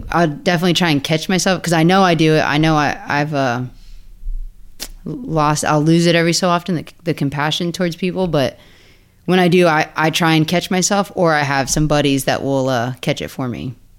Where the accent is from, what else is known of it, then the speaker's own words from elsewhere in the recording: Pembroke Pines, Florida, United States; moved away as an adult; now in Ocala, United States; I'm from Pembroke Pines, Hollywood. I went to Flanagan High School down there. Um, I was born and raised in the same house, same neighborhood